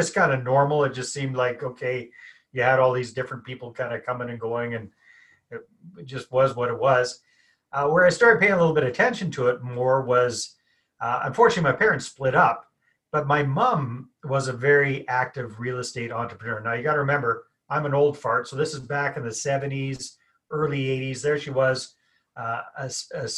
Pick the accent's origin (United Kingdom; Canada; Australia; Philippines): Canada; accent: Canadian; I'm Canadian, got the accent going here. Born and raised up in a hick town in the middle of nowhere.